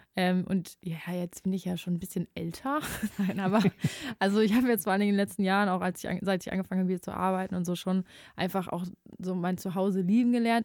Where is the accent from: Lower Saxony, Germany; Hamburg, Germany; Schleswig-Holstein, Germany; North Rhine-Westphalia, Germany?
North Rhine-Westphalia, Germany; Ruhr area; Ich wollte ja auch immer eigentlich aus dem Ruhrgebiet weg